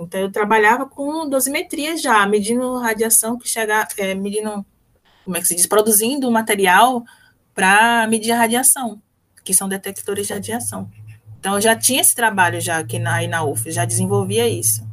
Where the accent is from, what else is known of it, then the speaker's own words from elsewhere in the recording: Salvador, Bahia, Brazil; moved away; also born or lived in Sergipe; eu sou de Salvador, de um bairro pobre em Salvador, periferia